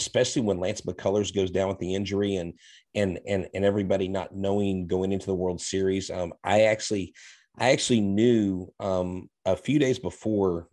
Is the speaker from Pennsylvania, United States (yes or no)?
no; Texas, United States; I'm from Texas